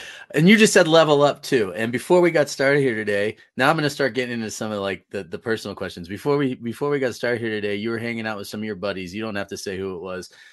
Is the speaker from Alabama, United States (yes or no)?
no; Northern California, United States; now in Colorado, United States; I'm originally from Northern California, so um, and moved to Colorado in 2008